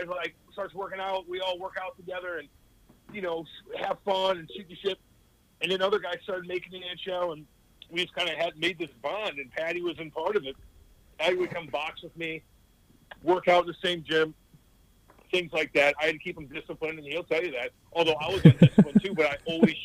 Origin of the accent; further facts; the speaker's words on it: near St. Louis, Missouri, United States; I grew up kind of about 35 miles away from St. Louis, kind of in the woods, really